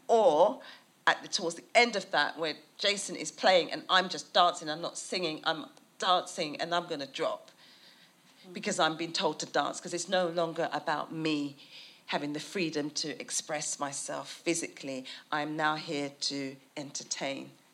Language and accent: English; United Kingdom; a British person